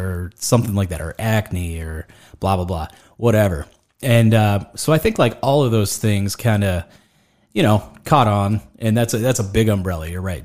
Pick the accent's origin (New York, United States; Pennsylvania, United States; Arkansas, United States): Pennsylvania, United States; Greensburg; born or raised there